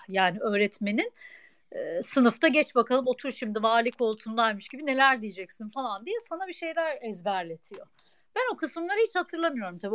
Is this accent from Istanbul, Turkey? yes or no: no; Ankara, Turkey; bin yıllık Ankaralı olarak